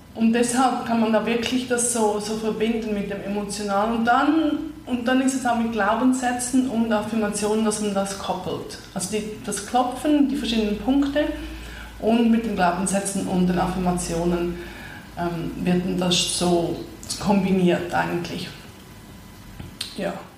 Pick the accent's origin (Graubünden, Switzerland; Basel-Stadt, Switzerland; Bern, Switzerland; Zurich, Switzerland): Zurich, Switzerland; moved away; also born or lived in Vancouver / New York; ich bin ursprünglich aus Zürich, habe lange in Nordamerika gelebt, in Vancouver als letztes und vorher noch in New York und jetzt bin ich seit zwei Jahren zurück in Zürich